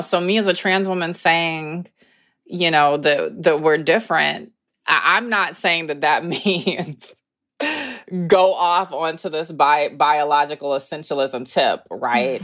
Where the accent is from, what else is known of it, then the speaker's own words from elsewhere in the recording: the South, United States; moved away as an adult; now in Brooklyn, United States; being Southern